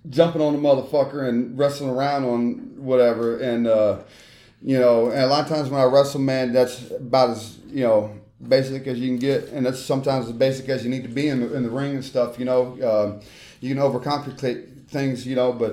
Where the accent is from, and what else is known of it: Memphis, Tennessee, United States; born or raised there; also born or lived in Charlotte, North Carolina / Mississippi